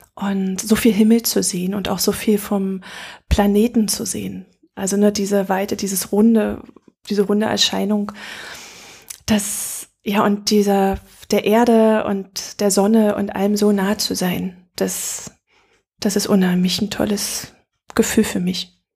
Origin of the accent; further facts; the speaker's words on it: Berlin, Germany; moved away as an adult; für mich als Berlinerin